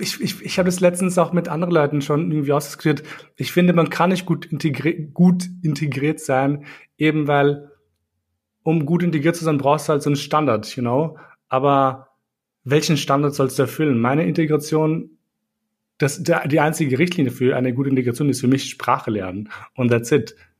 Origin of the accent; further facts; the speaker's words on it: Austria; also born or lived in Kosovo; ich bin mit drei Jahren, ich sage halt hergezogen, wobei wir sind halt geflohen vom Krieg. Aber mhm. ähm, ich bin halt hier aufgewachsen